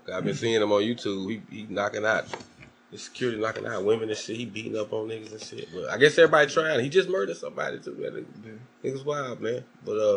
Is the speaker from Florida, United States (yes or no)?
yes; Florida, United States; I'm from Florida